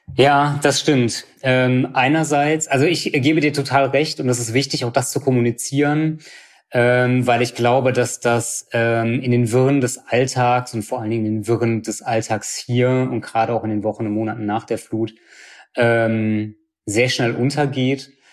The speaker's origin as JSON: {"language": "German", "town": "Bad Neuenahr-Ahrweiler", "region": "Rhineland-Palatinate", "country": "Germany", "tie": "born or raised there", "also_born_or_lived": "Cologne", "said": "Also ich bin in Bad Neuenahr geboren äh, und bin hier aufgewachsen"}